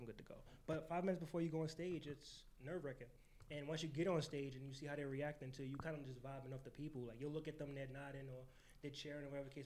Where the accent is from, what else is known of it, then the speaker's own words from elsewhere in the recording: New York City, New York, United States; I'm a kid from the Bronx, born and raised